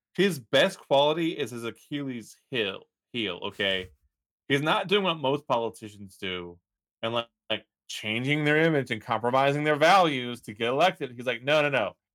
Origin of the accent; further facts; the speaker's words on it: Texas, United States; I was born in Texas, but my, my ancestry comes back from Scotland